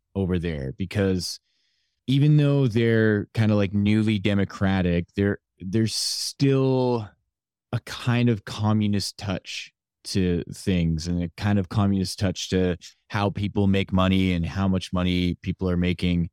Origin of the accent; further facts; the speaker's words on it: Canada; I was born here in Canada